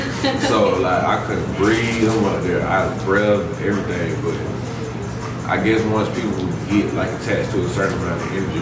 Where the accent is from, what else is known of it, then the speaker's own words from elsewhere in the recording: Atlanta, Georgia, United States; It is an acronym. It stands for someone you remember forever. I am from East Atlanta